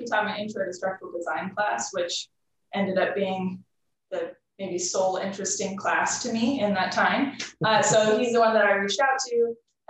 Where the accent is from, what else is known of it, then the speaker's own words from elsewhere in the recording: Hawaii, United States; now in Washington, United States; I'm from Hawaii originally